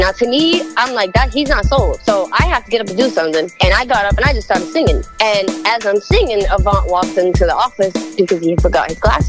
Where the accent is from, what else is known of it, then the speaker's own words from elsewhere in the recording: New Bedford, Massachusetts, United States; growing up in New Bedford, you know, it's like you got to kind of fight for your spot or fight for your respect and all that stuff outside of the house.